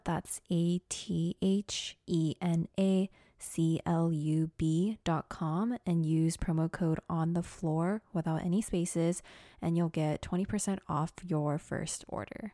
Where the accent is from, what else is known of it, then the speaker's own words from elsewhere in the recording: Portland, United States; moved away; also born or lived in Los Angeles; I was from Portland.